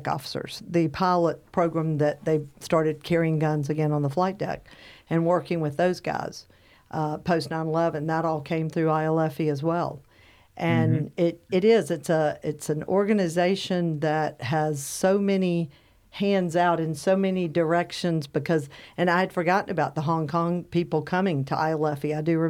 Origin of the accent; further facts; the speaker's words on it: the South, United States; accent: southern; I think my southern accent killed a lot of people.